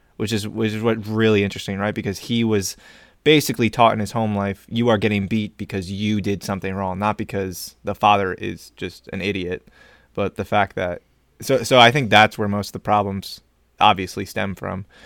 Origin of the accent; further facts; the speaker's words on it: United States; I am American